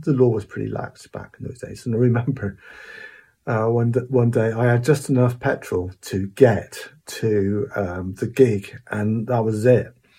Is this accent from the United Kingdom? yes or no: yes; Cornwall, South West England, United Kingdom; I was born around the Snort area in Cornwall.